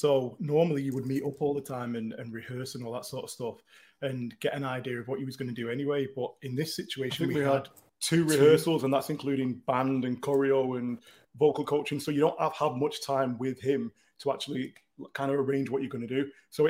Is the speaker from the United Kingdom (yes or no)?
yes; Manchester, North West England, United Kingdom; Because we're in the hills. But we're in Chadderton. We're from Newton Heath. Yeah. So we're from Manchester.